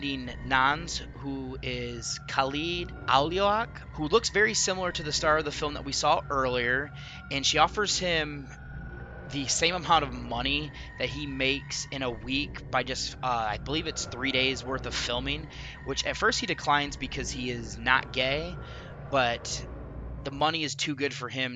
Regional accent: United States; I'm, of course, looking at this as American

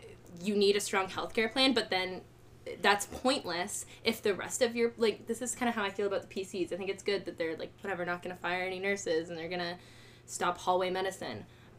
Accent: New Jersey, United States; now in Canada; So I grew up in New Jersey, where, like, in the U.S., where healthcare is, like, not a thing.

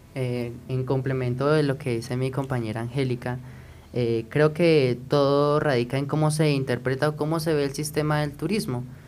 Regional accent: Colombia; nosotros como colombianos

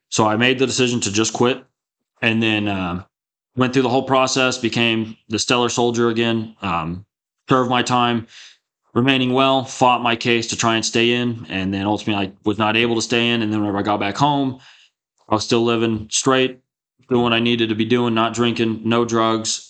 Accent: Texas Panhandle, United States; I grew up in the Texas Panhandle in a really small town, uh, two thousand people

